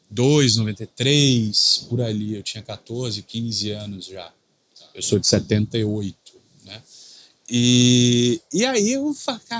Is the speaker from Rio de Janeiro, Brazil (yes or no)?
yes; Rio de Janeiro, Brazil; born there; Nasci no Rio de Janeiro.